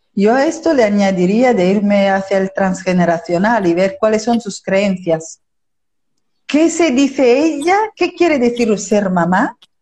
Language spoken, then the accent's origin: Spanish; Italy; moved away as an adult; now in Spain; de origen italiano, vivo en España desde hace casi 30 años